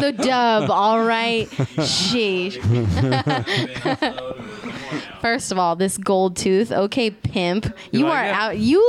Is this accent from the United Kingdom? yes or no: no; Riverside, California, United States; also born or lived in Los Angeles (between Ladera and Culver City); now in Los Angeles, United States; I'm from Riverside, but I live out here in the jungle between.